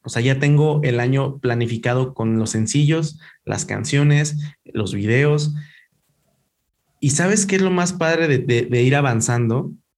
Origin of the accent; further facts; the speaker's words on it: Ecatepec, State of Mexico, Mexico; yo soy de Catepec